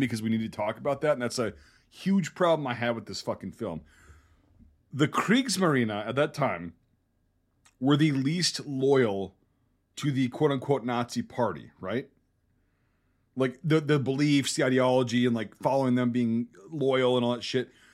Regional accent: Wisconsin, United States; I grew up in Wisconsin.

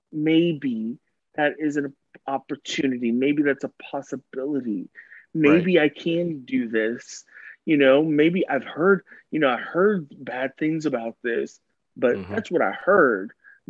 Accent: the South, United States; But we can, like I said, I'm from the South.

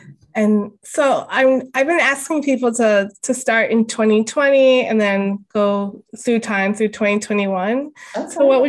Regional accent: New York City, New York, United States; Oh, that's where I grew up.

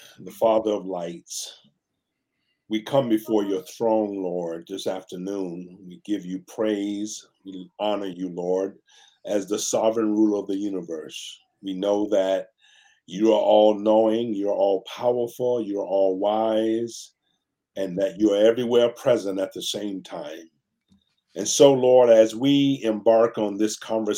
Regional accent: Tarpon Springs, Florida, United States; moved away as an adult; also born or lived in South Carolina; now in Pasadena, United States; I'm a man from the Deep South. I was born and raised in Tampa Bay, Florida, in the city of Tarpon Springs

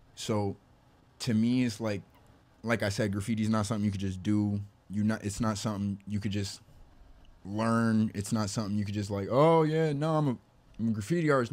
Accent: Camden, New Jersey, United States; moved away; also born or lived in Perth Amboy, New Jersey; I was born in Camden

